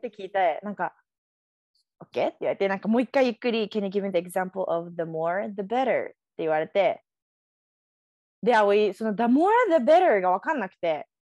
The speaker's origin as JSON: {"language": "Japanese", "region": "Tokyo", "country": "Japan", "tie": "born or raised there", "moved": "as an adult", "lives_now": "United States", "said": "私、東京育ってさ"}